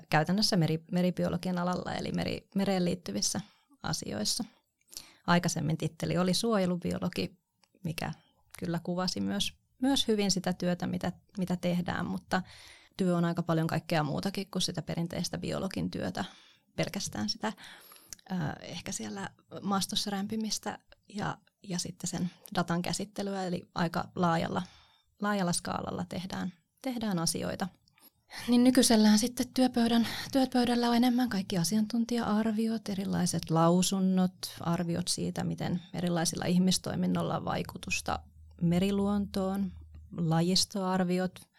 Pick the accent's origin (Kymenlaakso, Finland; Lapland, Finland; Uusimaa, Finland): Kymenlaakso, Finland; Kotka; rakas kotikaupunkini. Siellä olen syntynyt ja siellä olen kasvanut.